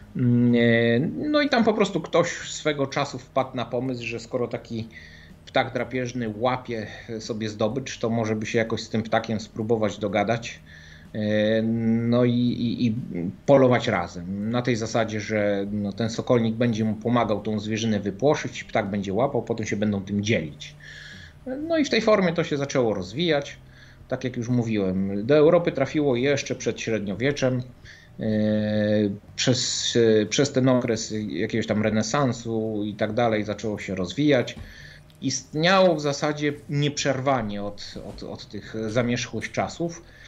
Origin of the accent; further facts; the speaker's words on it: Gdańsk, Pomeranian Voivodeship, Poland; ja pochodzę z Gdańska, więc, ym, gdzieś tam na północy